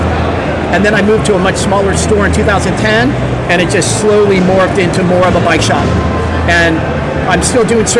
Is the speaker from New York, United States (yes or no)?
no; Los Angeles, California, United States; I'm from the Valley